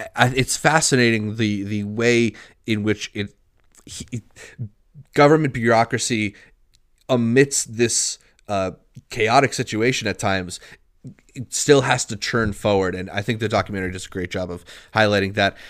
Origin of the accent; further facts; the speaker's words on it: United States; being an American